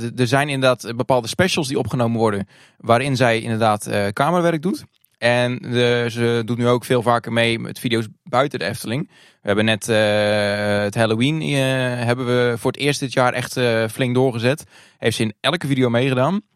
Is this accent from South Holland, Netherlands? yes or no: yes; Hardinxveld-Giessendam, South Holland, Netherlands; Ik kom uit het Hardingshot Giesendam. de naam van het dorp is langer dan het dorp zelf. ik ben geboren in 1991, ook in Hardingshot Giesendam.